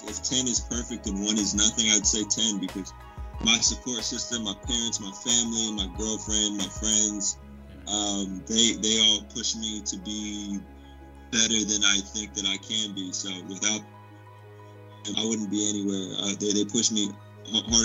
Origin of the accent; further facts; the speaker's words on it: West Coast, United States; I am from the West Coast